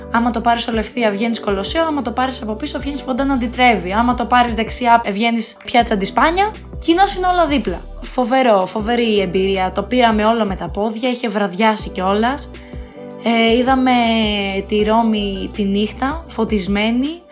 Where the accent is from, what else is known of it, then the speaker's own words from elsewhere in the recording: Athens, Attica, Greece; Εγώ είμαι από την Αθήνα